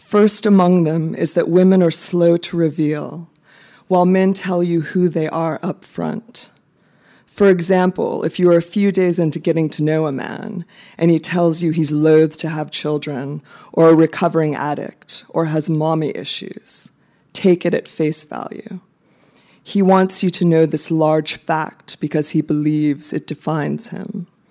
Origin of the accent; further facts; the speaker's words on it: United States; moved away as an adult; also born or lived in Baltimore / Phnom Penh, Cambodia; now in Bangkok, Thailand; I am American